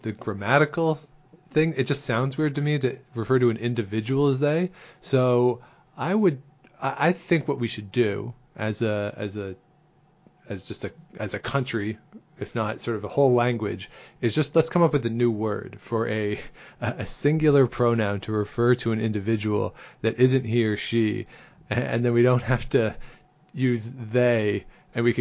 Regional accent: Southern Ontario, Canada; I grew up in Southern Ontario

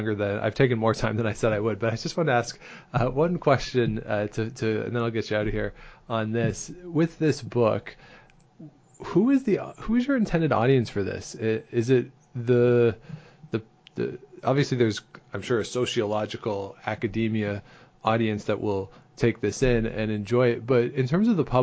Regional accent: Southern Ontario, Canada; I grew up in Southern Ontario

